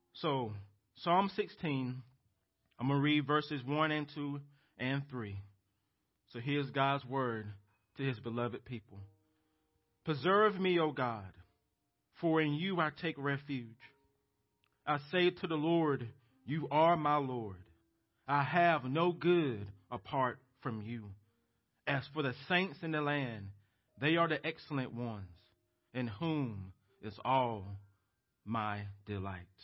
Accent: United States; as American Christians

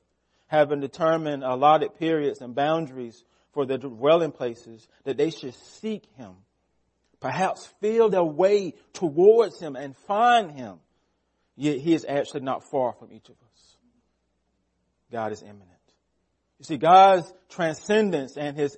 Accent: United States; We are Americans

